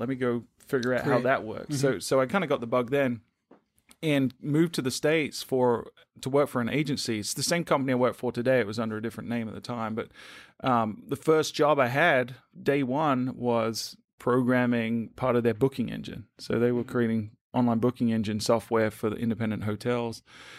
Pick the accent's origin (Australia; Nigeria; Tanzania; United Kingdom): United Kingdom; moved away as an adult; now in United States; So my accent's a little wonky. I'm originally from the UK, but I knew I wanted to move to the US at some point, thinking it was space science.